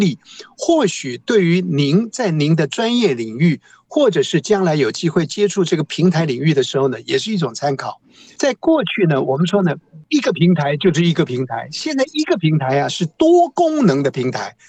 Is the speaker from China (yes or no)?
no; Taiwan; 我们台湾话